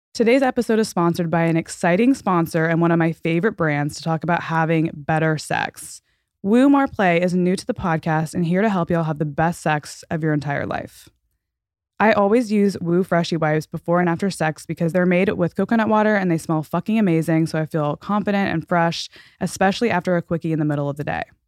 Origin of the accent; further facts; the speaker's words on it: Texas, United States; also born or lived in Florida; We're from Texas